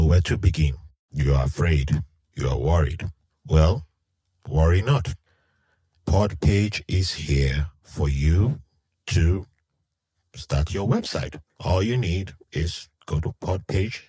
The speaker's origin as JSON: {"language": "English", "country": "Nigeria", "moved": "yes", "said": "I'm from Nigeria"}